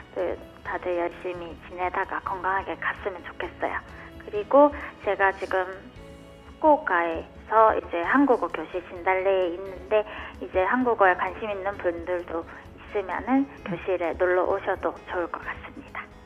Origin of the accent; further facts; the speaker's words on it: Busan, South Korea; moved away as an adult; now in Fukuoka, Japan; 제가 고향이 부산인데요